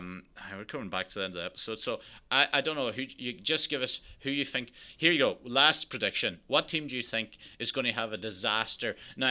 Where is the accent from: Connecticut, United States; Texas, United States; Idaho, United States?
Texas, United States; and as a Texan, you just take, like, on any big board, two people outside the first 100